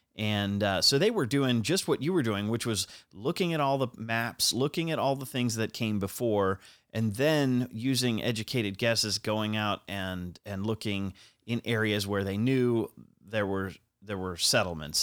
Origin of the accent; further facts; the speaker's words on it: Cincinnati, Ohio, United States; I live in Cincinnati. I'm from Cincinnati